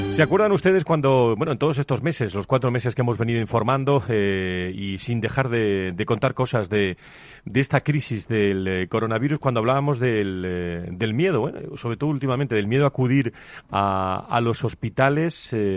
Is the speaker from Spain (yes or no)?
yes; Seville, Andalusia, Spain; moved away; mi tierra hoy, Sevilla